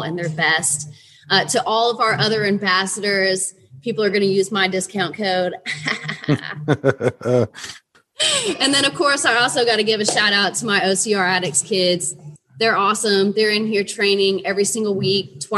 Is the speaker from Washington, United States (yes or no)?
no; Chattanooga, Tennessee, United States; Chattanooga, Tennessee, which is my hometown